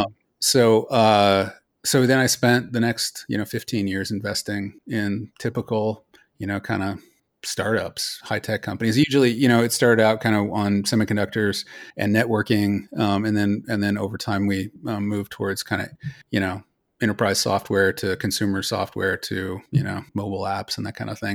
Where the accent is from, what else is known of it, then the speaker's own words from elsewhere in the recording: Los Altos, California, United States; moved away as an adult; also born or lived in Colorado / Philadelphia; I was born in Colorado, but I moved to Silicon Valley. Uh, we live in Los Altos. I grew up in Los Altos